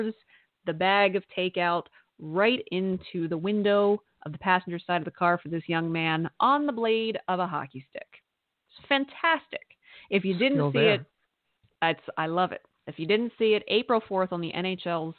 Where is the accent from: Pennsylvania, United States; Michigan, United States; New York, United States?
Pennsylvania, United States; also born or lived in Lehigh Valley; a Pennsylvania Dutchie like me